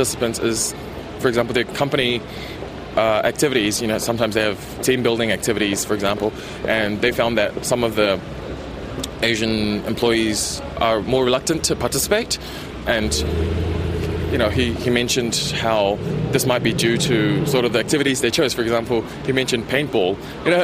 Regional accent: New Zealand; English is a second language; I'm a 1.5 generation, so I came here quite young, but I came with my parents

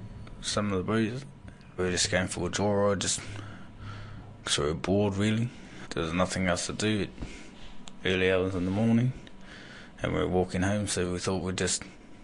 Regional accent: New Zealand; I'm from Ngāti Porou, Ngāti Kānau ki te Wairoa and Rōku Whakaata.

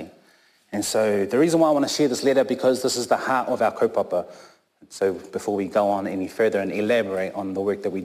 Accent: Christchurch, Canterbury, New Zealand; also born or lived in Auckland, New Zealand; I was born in Tamaki Makaurau up in Auckland, but raised down here in Christchurch, Ōtautahi, since I've been here since I was three.

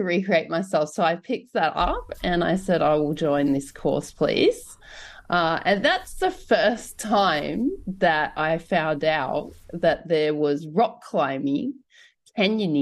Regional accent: Blue Mountains, New South Wales, Australia; I grew up in Australia's largest climbing area

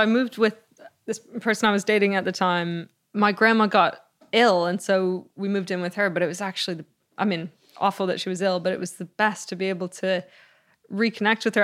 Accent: Canada; also born or lived in Greece; I was born later in Canada, but Greece was, it was every summer

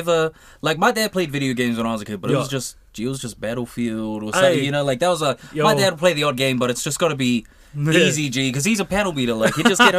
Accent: New Zealand; as like a New Zealander

